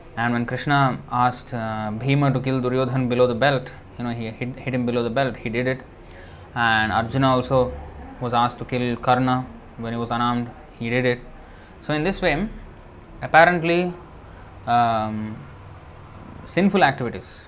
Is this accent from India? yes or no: yes; India; born or raised there; English is a second language